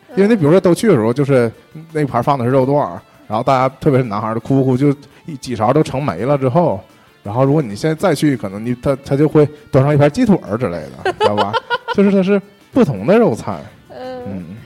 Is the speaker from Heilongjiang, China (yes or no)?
no; Heping and Shenhe districts, Liaoning, China; 我出生在和平，长在沈河